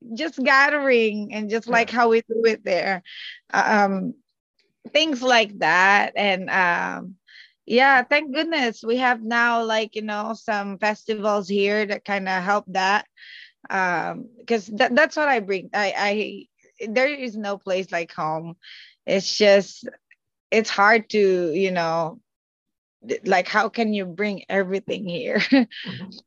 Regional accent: Calabarzon, Philippines; moved away; I am from Cavite, Philippines. So we're like the next province after Manila.

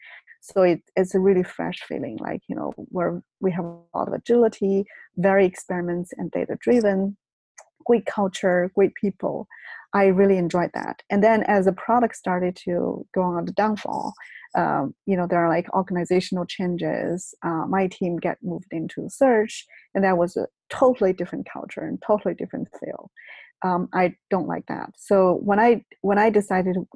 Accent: China; moved away as an adult; also born or lived in Beijing; now in California, United States; I was brought up in China. So I went to college in China

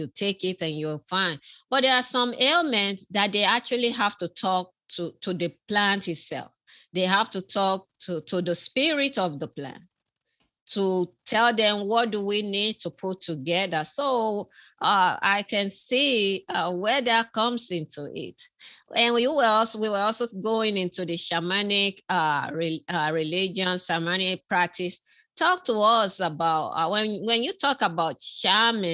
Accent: southern Nigeria, Nigeria; moved away; I was born in Nigeria myself.

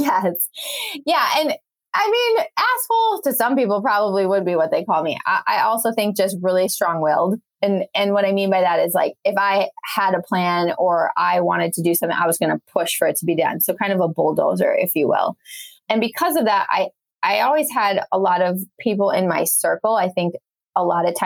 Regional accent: Wisconsin, United States; moved away as an adult; the last place I thought I was going to live was my hometown back in Wisconsin

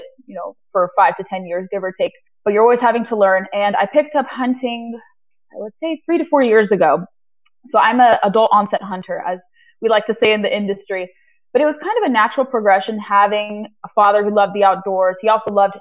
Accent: Orange County, Southern California, United States; I grew up in Southern California

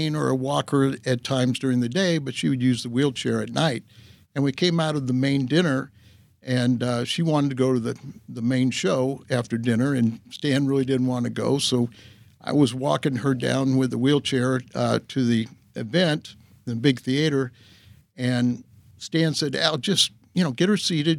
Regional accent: Southern California, United States; growing up in Southern California

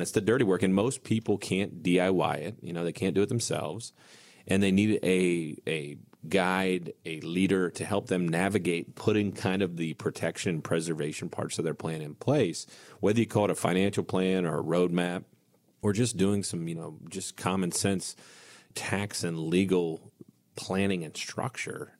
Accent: United States; growing up on Indian Lake

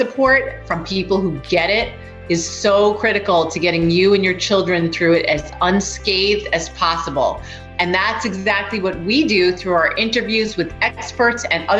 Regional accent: New York, United States; now in Connecticut, United States; I always say New York because I'm a New Yorker. I'm a minute from New York, but I'm in Connecticut.

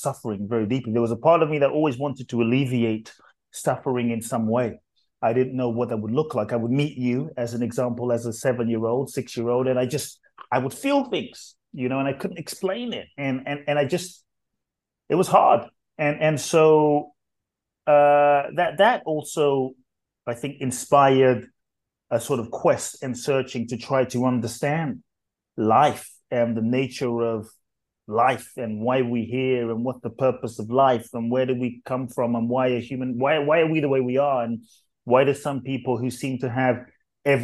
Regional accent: London, United Kingdom; moved away as an adult; also born or lived in Ghana; now in United States; I grew up in London, grew up in the UK, and lived in the US for 20 some years now

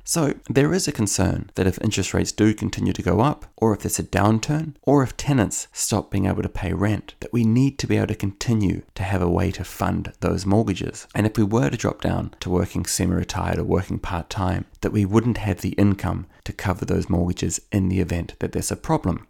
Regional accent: Auckland, New Zealand; now in Ireland; where I grew up in Howick in Auckland

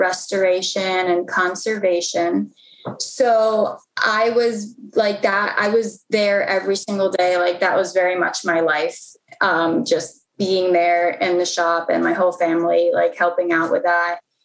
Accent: Mount Rainier, Maryland, United States; I was born and raised in PG County. Um, I was born in Mount Rainier, Maryland

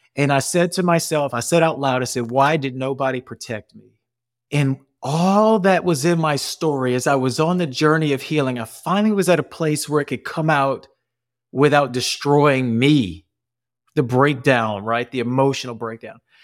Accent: New Orleans, Louisiana, United States; accent: Cajun; I'm born and raised in New Orleans, so I got that Cajun coming out.

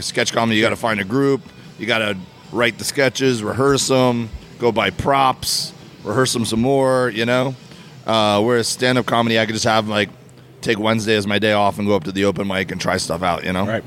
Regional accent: Miami, Florida, United States; moved away as an adult; also born or lived in Auburn, Alabama; I grew up in Miami, Florida. Uh, lived there my whole life, and then went away to college uh, in Auburn, Alabama.

